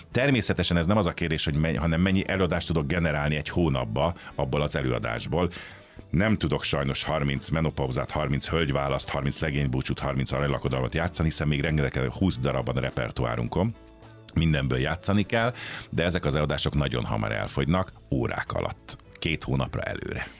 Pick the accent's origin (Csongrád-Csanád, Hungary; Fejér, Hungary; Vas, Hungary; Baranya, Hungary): Baranya, Hungary; Pécs; moved away as an adult; now in Budapest, Hungary; én Pécsi vagyok, tehát a szüleim is ott éltek, édesapám is ott volt orvos